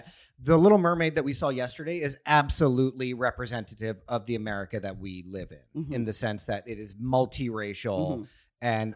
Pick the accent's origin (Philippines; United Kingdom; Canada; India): India; as an Indian